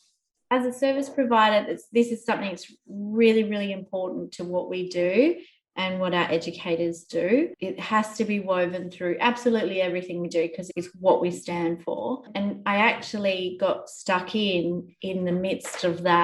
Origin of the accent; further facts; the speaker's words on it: Australia; I get to learn as an Australian woman and as an Australian citizen